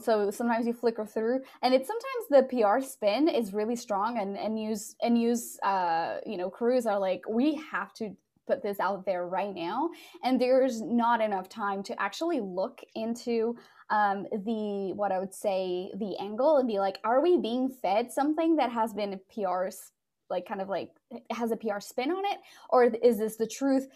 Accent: Portugal; also born or lived in London, United Kingdom; now in Dallas, United States; I moved from Portugal, where I'm originally from, to London in the UK, and then from the UK to, to Dallas.

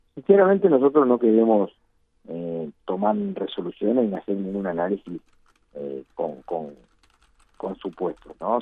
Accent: Uruguay; somos los uruguayos

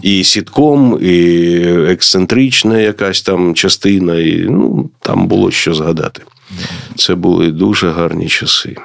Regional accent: Kharkiv, Kharkiv Oblast, Ukraine; я з Харкова

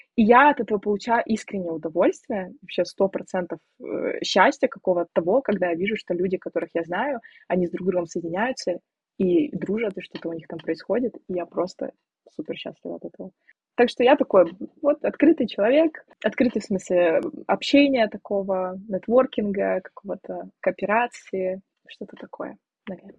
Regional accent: Siberia, Russia; moved away as an adult; now in Poland; я девочка из Сибири, которая приехала 7 тысяч километров, чтобы жить в другой стране

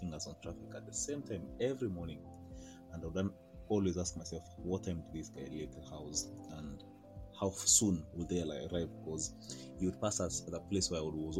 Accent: Kenya; I am a Kenyan lawyer, advocate of the High Court of Kenya, and a Kenyan biker

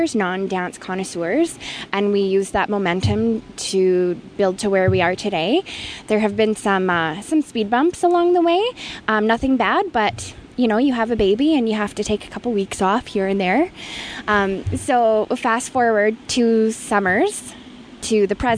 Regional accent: Vancouver, British Columbia, Canada; now in Edmonton, Canada; I was born in Vancouver

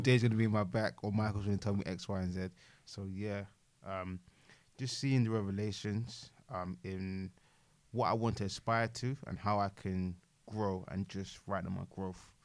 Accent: London, United Kingdom; living and growing up in London, obviously being a diaspora and African

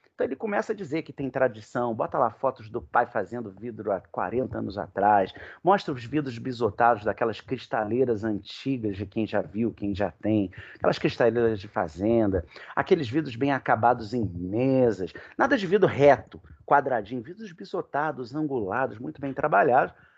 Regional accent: Rio de Janeiro, Brazil; um café lá na minha terra, lá no Leblon

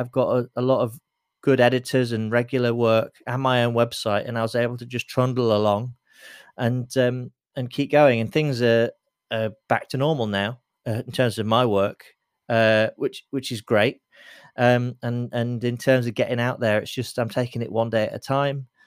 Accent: Lincoln, East Midlands, United Kingdom; now in London, United Kingdom; as a Londoner, as a proud Londoner, you know, I was born in Lincoln and I'm, I'm proud to be from Lincoln

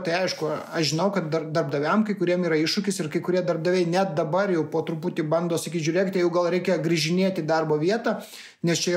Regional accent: Lithuania; mes lietuviai žinome, kad lasda turi visą laiką du galus.

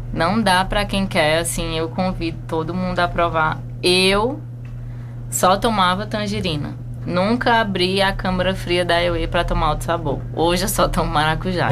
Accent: Fortaleza, Ceará, Brazil; moved away as an adult; also born or lived in Canada; now in Chapada dos Veadeiros, Brazil; eu sou de Fortaleza

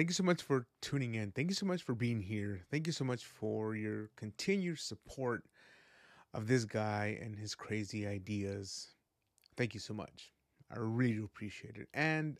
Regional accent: Guadalajara, Jalisco, Mexico; born there; I was born in the land of mariachi. I was born in Jalisco, Guadalajara, Jalisco.

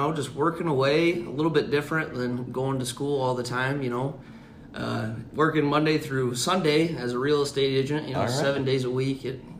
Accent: Cedar Rapids, Iowa, United States; born or raised there

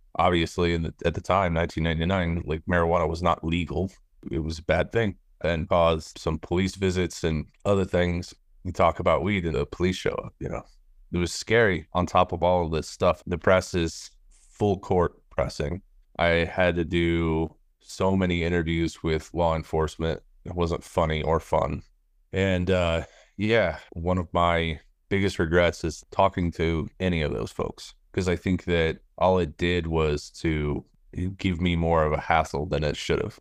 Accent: Littleton, Colorado, United States; I grew up in Littleton, Colorado

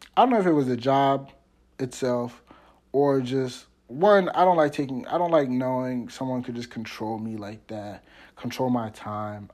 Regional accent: Washington D.C. metropolitan area, Maryland, United States; also born or lived in Cape Girardeau, Missouri; I'm from Maryland. specifically the Washington, D C metropolitan area

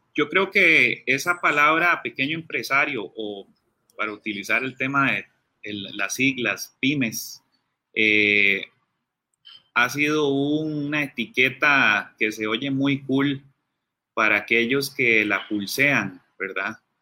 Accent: Costa Rica

